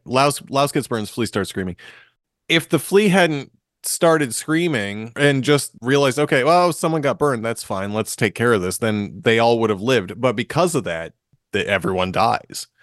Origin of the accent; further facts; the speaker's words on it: Marshfield, Massachusetts, United States; we're also boys from Massachusetts. It's true. I'm from Marshfield.